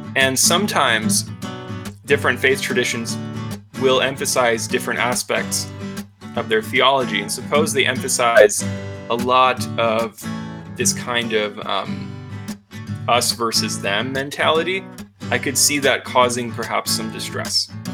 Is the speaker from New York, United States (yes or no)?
yes; upstate New York, United States; now in Colorado, United States; I'm from upstate New York